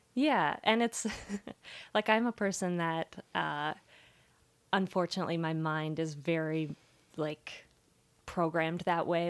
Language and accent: English; Las Vegas, Nevada, United States; my parents were really great about like taking us to things growing up in Las Vegas.